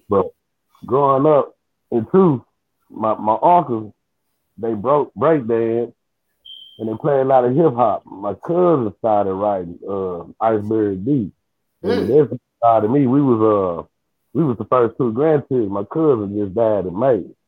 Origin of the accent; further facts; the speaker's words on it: Memphis, Tennessee, United States; I really grew up in East Memphis